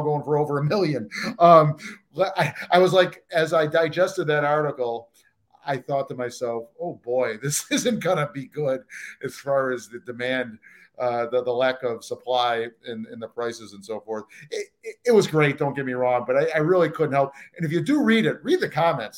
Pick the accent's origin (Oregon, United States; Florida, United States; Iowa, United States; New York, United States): New York, United States; Saratoga Springs; as a Saratogian